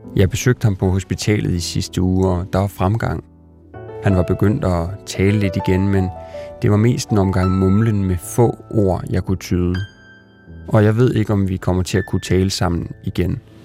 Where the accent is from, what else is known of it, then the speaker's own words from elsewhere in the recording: Sønder Felding, Central Denmark Region, Denmark; moved away; var jeg hjemme i Sønderfælling for at besøge min mor